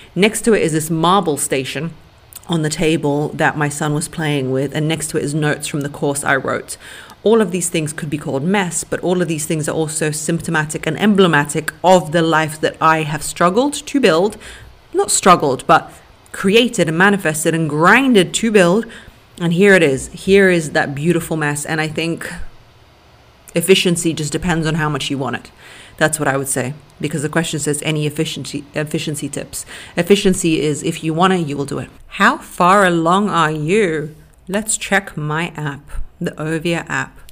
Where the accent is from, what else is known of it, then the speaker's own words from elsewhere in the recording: London, United Kingdom; English is a second language; also born or lived in Russia; At seven years old until 14, I moved to London